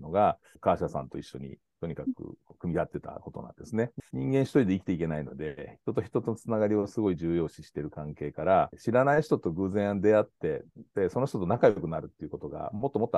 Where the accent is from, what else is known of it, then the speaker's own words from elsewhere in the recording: Osaka, Japan; accent: Kansai; moved away as an adult; also born or lived in Toyama; now in California, United States; 日本は富山で生まれたんですけども、ほとんど大阪で育ってですね、その後28年ほど前にアメリカ・カリフォルニアに移ってきて、今はずっとカリフォルニアに住んでます。